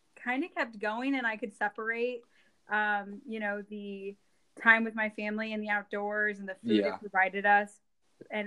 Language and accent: English; Eastern Iowa, United States; I am from Eastern Iowa, born and raised